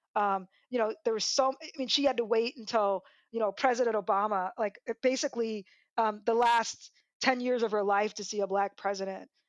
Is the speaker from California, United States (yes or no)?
no; Des Moines, Iowa, United States; I'm from Des Moines, Iowa